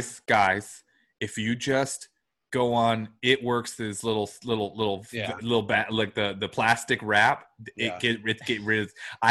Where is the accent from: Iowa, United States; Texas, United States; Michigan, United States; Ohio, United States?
Michigan, United States; I'm from Michigan.